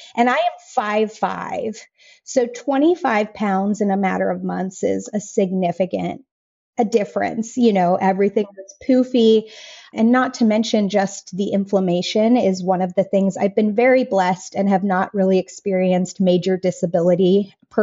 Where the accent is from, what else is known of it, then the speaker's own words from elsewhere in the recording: Colorado, United States; moved away as an adult; the place that I was born and raised in Colorado